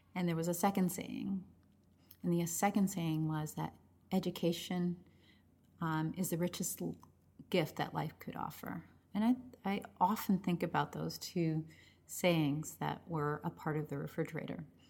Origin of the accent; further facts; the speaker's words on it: Chelsea, Massachusetts, United States; first language Spanish; English is a second language; that's where I was born, I was born and raised there